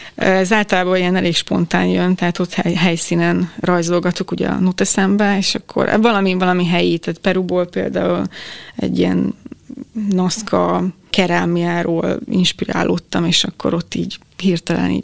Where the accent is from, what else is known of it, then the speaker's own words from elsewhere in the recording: Hungary; én Magyarisztánból vagyok